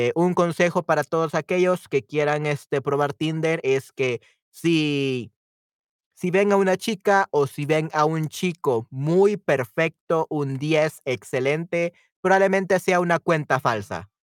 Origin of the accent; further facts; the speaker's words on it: El Salvador; en mi caso, en El Salvador, si soy del Salvador